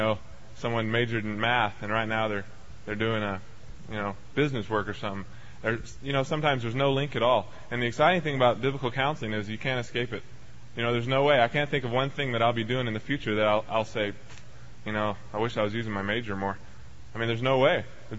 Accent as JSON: {"language": "English", "region": "Texas", "country": "United States", "said": "I came out here from Texas with my main purpose in mind, yeah, go Texas, to study the Word and to be trained in the Bible."}